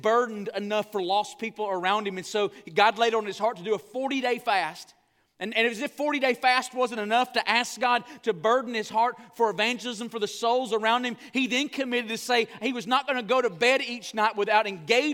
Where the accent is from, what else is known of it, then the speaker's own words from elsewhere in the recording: the South, United States; I grew up in the South